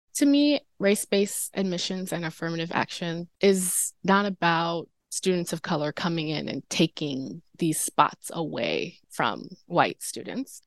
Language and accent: English; Durham, North Carolina, United States; I'm from North Carolina. I'm from Durham